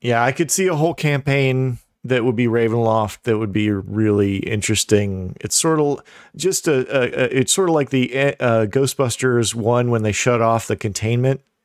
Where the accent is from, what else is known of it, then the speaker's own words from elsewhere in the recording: Midwest, United States; I'm from the Midwest